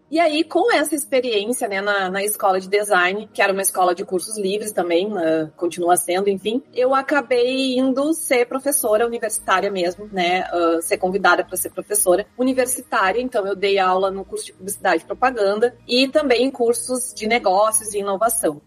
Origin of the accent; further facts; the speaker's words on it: Porto Alegre, Rio Grande do Sul, Brazil; eu sou aqui de Porto Alegre